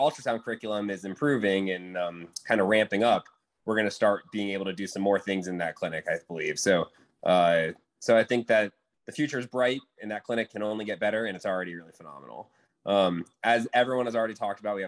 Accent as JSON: {"language": "English", "region": "Florida", "country": "United States", "moved": "yes", "lives_now": "New Orleans, United States", "said": "I am not from New Orleans. I'm from Florida, so I'm used to the swamp"}